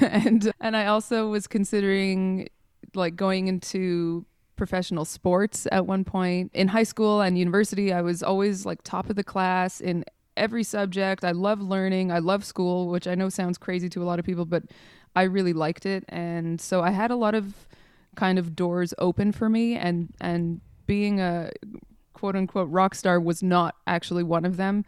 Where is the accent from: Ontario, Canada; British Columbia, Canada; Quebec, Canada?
Quebec, Canada; Montreal; moved away as an adult; now in Europe; I was born in Montreal, in Canada.